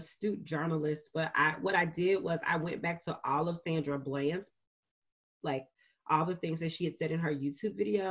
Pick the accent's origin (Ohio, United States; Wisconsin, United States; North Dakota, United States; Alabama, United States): Alabama, United States; Birmingham; in Birmingham, Alabama, which is where I'm from, which is my hometown